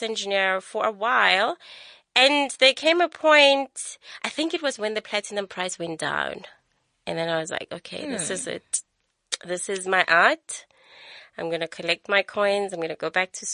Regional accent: Soweto, Gauteng, South Africa; also born or lived in Rustenburg; So I grew up first in Rustenburg and then we moved to Soweto

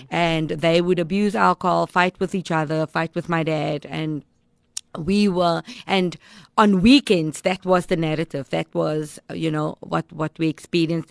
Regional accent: Cape Town, Western Cape, South Africa; I grew up in Mitchells Plain

